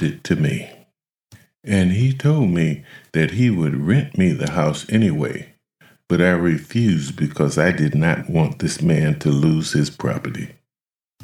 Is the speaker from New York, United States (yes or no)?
no; Akron, Ohio, United States; in my hometown of Akron, there were projects on every side of town